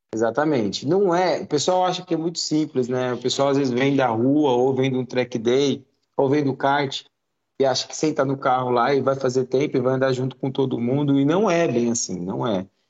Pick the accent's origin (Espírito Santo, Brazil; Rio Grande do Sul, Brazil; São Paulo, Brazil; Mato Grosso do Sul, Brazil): São Paulo, Brazil; São Bernardo do Campo; Eu sou de São Bernardo